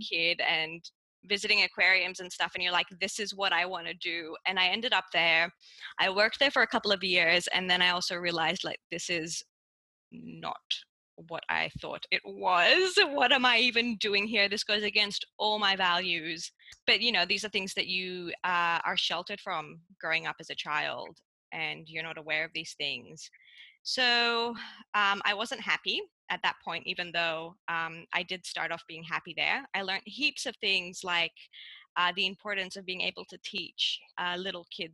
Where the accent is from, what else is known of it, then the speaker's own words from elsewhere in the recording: Cyprus; moved away as an adult; also born or lived in Melbourne, Australia; now in Australia; growing up in Cyprus